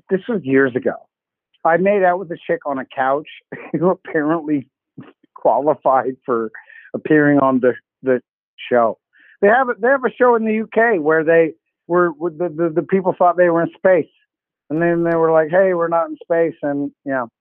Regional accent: Canada; I'm Canadian

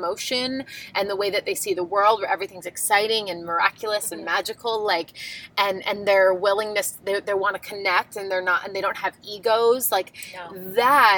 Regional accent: Long Island, New York, United States; I grew up on Long Island, New York, and we grew up in a very creative town

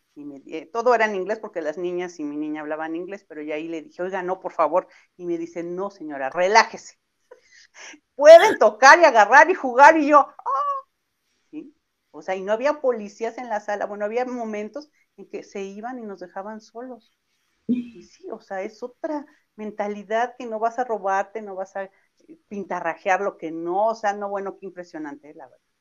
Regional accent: Mexico; soy mexicana

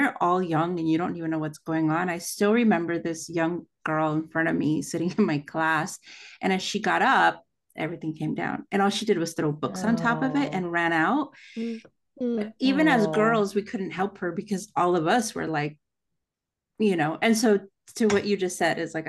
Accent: El Salvador; I'm from El Salvador, and my husband's from Honduras, so we go back a lot.

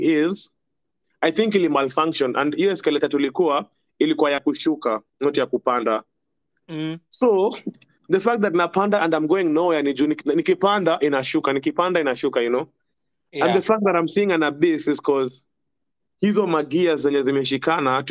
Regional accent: Mombasa, Mombasa County, Kenya; accent: Coastal; I was born and raised in Mombasa

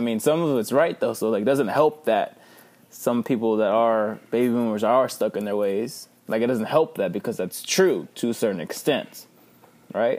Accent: Victoria, Texas, United States; I'm from Victoria

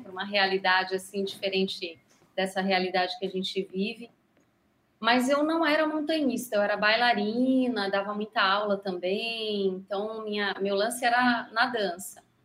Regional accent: Brazil; sou brasileira, tenho três filhos

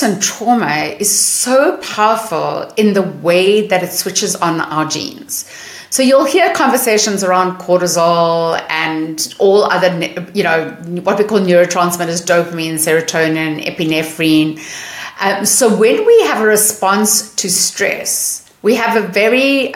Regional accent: South Africa; now in Seattle, United States; as you may hear from my accent, I'm not born in America. I'm born in South Africa

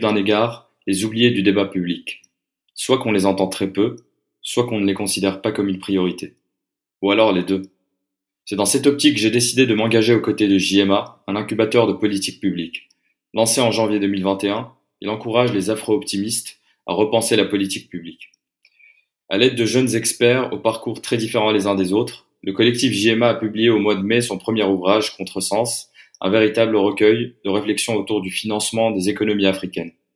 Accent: Casablanca, Casablanca-Settat, Morocco; moved away as an adult; now in Paris, France; j'habite à Paris depuis 4 ans et j'ai grandi à Casablanca

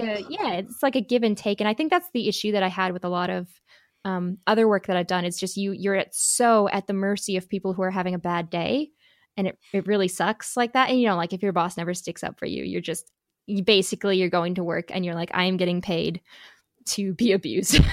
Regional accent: Midwest, United States; accent: Midwest; moved away; my little Midwest accent

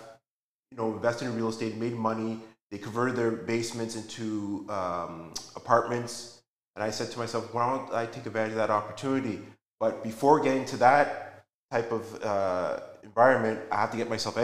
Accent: Toronto, Ontario, Canada; I was born originally from Toronto, born in Toronto. I'm a son of parents who immigrated from Ghana, West Africa in the early 70s

